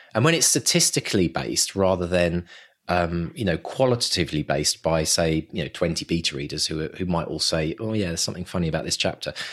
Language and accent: English; England, United Kingdom; accent: English; my English accent